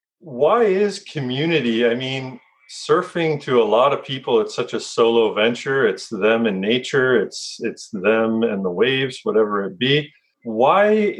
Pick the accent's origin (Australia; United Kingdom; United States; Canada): Canada; being Canadian